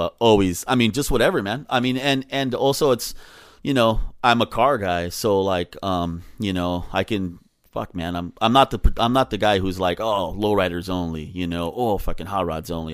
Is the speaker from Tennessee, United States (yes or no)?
no; Los Angeles, California, United States; also born or lived in Silver Lake, Los Angeles / Westlake, Los Angeles; So I grew up in Echo Park